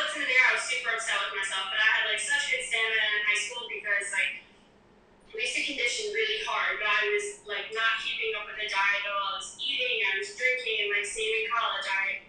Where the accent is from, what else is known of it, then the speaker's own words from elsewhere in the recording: Long Island, New York, United States; moved away as an adult; also born or lived in South Carolina; now in Florida, United States; So, I'm originally from Long Island. I moved down to Florida about a year and a half ago. Went to college in South Carolina.